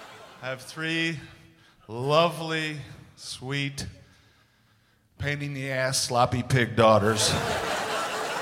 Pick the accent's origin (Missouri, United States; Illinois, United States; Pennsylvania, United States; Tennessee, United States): Missouri, United States; moved away; also born or lived in Las Vegas, Nevada / New York